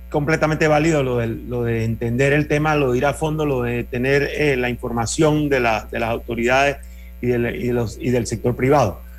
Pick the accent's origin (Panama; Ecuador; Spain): Panama; definamos que en agosto vamos a tener los carnavales tal cual y como los panameños los conocemos.